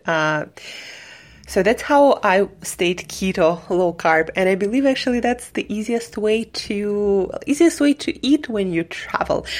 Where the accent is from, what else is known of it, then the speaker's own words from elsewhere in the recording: Siberia, Russia; moved away as an adult; also born or lived in New York City; I am from Siberia and I spent, spent um, mm, last two years in New York City